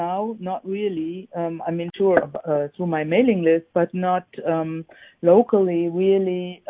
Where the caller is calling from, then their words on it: Salt Spring Island, British Columbia, Canada; I'm calling from British Columbia.